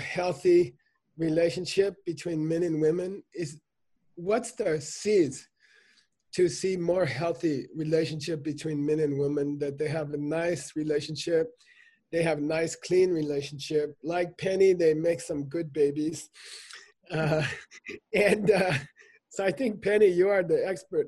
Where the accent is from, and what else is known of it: United States